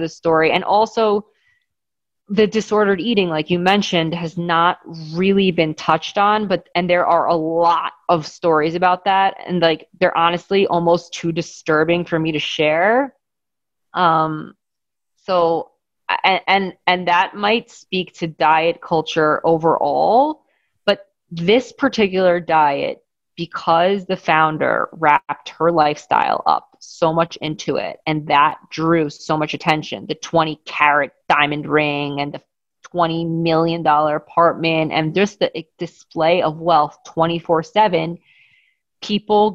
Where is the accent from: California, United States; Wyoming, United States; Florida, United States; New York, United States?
New York, United States; Great Neck; growing up in Great Neck, wealthy Jewish town